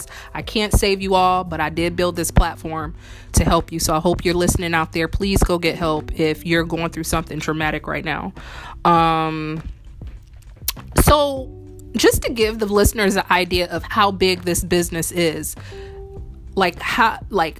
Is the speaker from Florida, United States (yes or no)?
no; Indiana, United States; now in New Orleans, United States; I'm from Indiana, and it's very noticeable with me coming to New Orleans